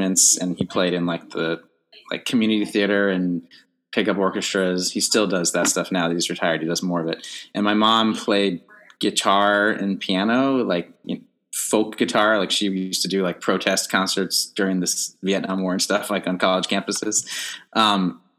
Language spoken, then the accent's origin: English; Fairfax, Virginia, United States; moved away as an adult; also born or lived in North Carolina; now in New York, United States; I grew up outside of DC in Fairfax, Virginia